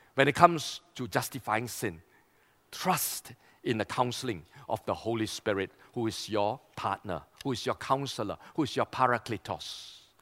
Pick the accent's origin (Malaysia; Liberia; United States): Malaysia; East Malaysia; we come from East Malaysia